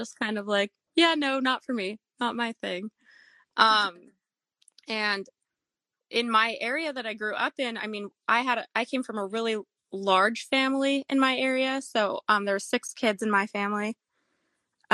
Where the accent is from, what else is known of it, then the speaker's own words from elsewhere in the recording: Canada; moved away as an adult; also born or lived in Minnesota, United States; now in Texas, United States; I was born and raised in Canada